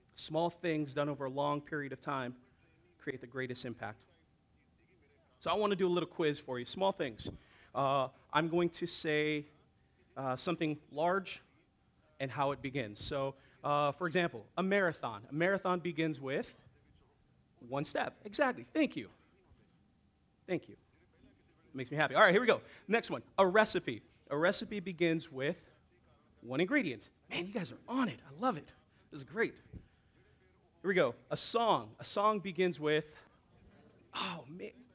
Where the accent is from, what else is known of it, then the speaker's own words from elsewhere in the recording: Hawaii, United States; me growing up in Hawaii